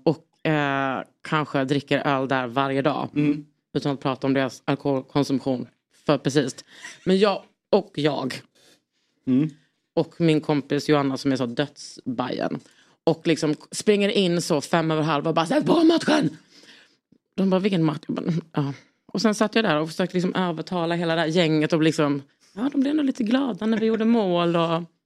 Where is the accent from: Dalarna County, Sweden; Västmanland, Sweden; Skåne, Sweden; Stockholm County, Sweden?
Skåne, Sweden; Lund; jag är från Lund